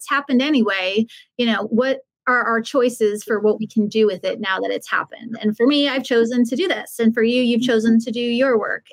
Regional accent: Long Island, New York, United States; I'm from Long Island, so I smoked Parliaments

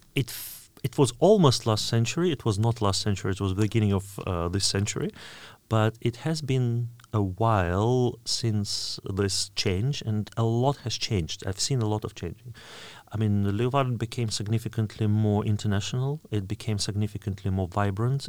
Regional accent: Oryol, Oryol Oblast, Russia; English is a second language; moved away; my hometown, Orel

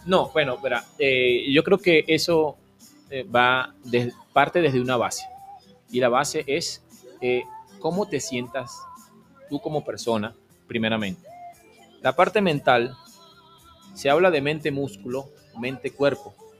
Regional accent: Maracay, Aragua, Venezuela; moved away as an adult; also born or lived in Guayaquil, Ecuador; now in Ambato, Ecuador; Yo soy de la costa, yo soy de Aragua, Maracay.

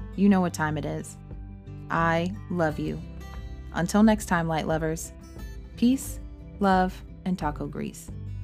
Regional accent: Texas, United States; I'm from Texas, and I consider it to be more like family than a home state.

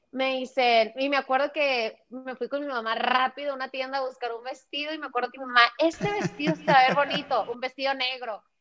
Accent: United States; born there; Una de las cosas que me ayudó es que yo soy, yo nací en Estados Unidos.

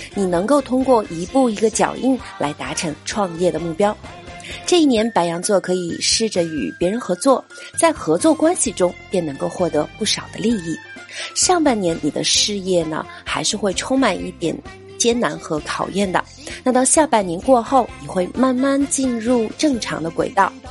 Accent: China; 作为一个中国人

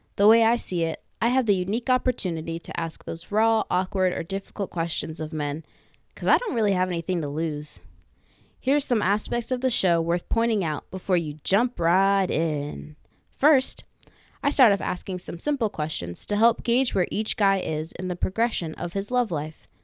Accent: Northern Virginia, United States; also born or lived in Philadelphia; I was born and raised in Northern Virginia, but I spent the last four years in one of the greatest cities ever, Philadelphia

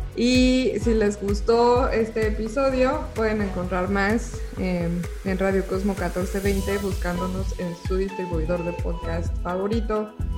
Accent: Mexico City, Mexico; yo soy de la Ciudad de México

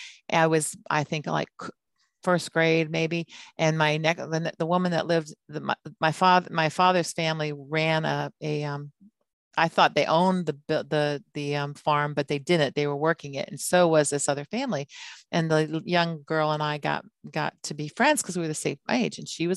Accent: Hawaii, United States; and we grew up in Hawaii where we're basically kind of like as military, we were the ones that weren't supposed to be there.

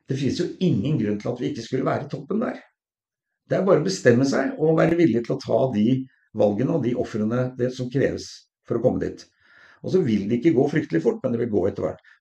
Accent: Oslo, Norway; Eh, og vi hadde da hvor jeg kom fra, da, fra Sollerud, og hvor vi var vel mer å kalle for middelklassen.

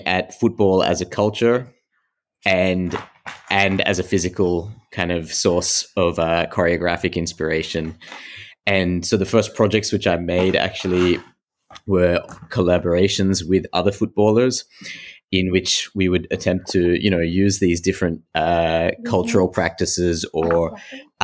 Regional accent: Australia; now in Antwerp, Belgium; I am originally from Australia, but my parents come from Sri Lanka. But I am now living in Antwerp in Belgium

